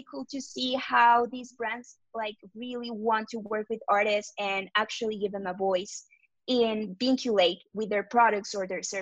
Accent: Mexico City, Mexico; I'm from Mexico City.

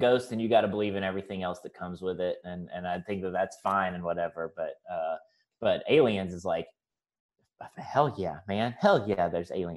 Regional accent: Mississippi Delta, United States; also born or lived in Orlando, Florida / Austin, Texas; now in Springfield, United States; I'm originally from the Mississippi Delta, which is, like, the place in the South that everybody makes fun of in movies

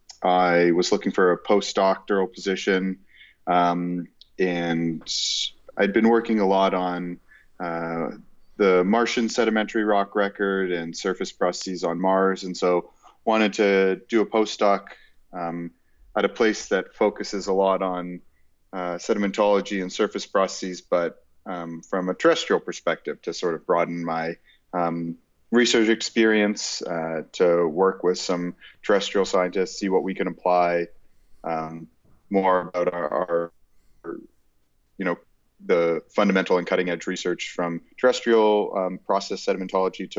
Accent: Toronto, Ontario, Canada; also born or lived in Kingston, Ontario; So I grew up in Toronto and went to university at Queen's University in Kingston, Ontario.

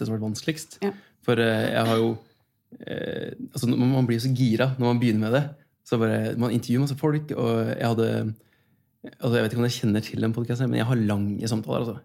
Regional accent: Kongsberg, Buskerud, Norway; moved away; Da var jeg hjemme i Kongsberg

